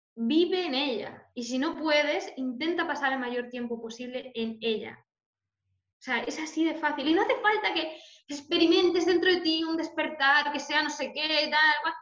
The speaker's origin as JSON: {"language": "Spanish", "region": "Galicia", "country": "Spain", "said": "soy, soy gallega"}